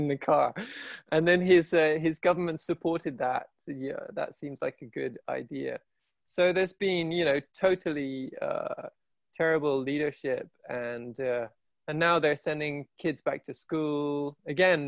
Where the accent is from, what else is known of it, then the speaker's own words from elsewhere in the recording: England, United Kingdom; moved away as an adult; also born or lived in India / Asia; now in London, United Kingdom; I'm half Irish, but I grew up here